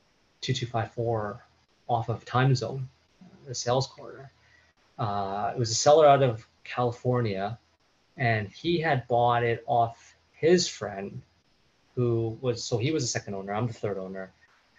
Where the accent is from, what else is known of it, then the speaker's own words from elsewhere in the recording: Canada; we wanted to pay homage to Canada, because that's where we are from